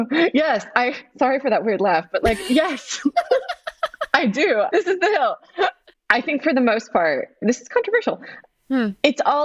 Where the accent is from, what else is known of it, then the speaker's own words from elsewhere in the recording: Los Angeles, California, United States; moved away; also born or lived in Greece; since I was born in Los Angeles, where it's the same, it's Groundhog's Day every day. It's like 75 degrees, 76 right. degrees.